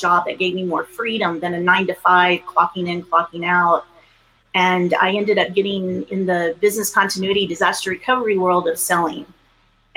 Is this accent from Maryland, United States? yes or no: no; Arlington, Texas, United States; also born or lived in Hanover, Pennsylvania; I'm a Texas girl. I was raised in Texas and specifically grew up in Arlington, Texas